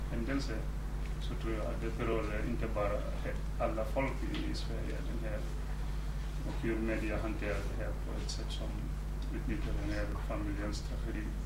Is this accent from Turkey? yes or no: no; Gambia; moved away as an adult; now in Sweden; jag gick i high school i Gambia